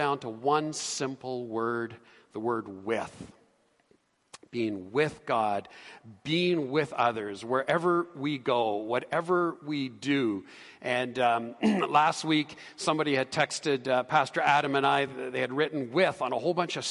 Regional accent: Canada; we're Canadian

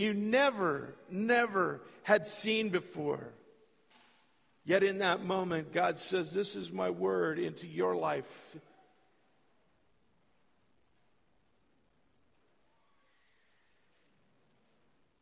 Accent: California, United States; moved away as an adult; also born or lived in Minot, North Dakota; I was born and raised in California.

